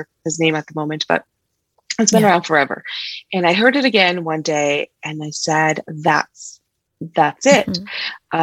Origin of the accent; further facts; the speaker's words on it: California, United States; moved away as an adult; also born or lived in Mexico; now in Colorado, United States; born in Mexico, but bred in California